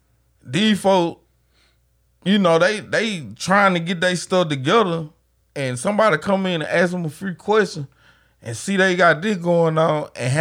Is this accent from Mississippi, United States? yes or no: yes; Grenada, Mississippi, United States; also born or lived in Gore Springs, Mississippi; I'm from Gulf Spring. I know, nigga. But I wasn't born. I came from the mud of Grenada East Side.